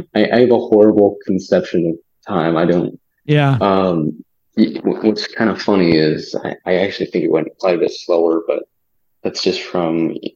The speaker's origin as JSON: {"language": "English", "region": "Arizona", "country": "United States", "said": "And I'm like, \"America.\" And he's like, \"Yeah, we're in America.\" He's not gonna know it. And then so I just said Arizona."}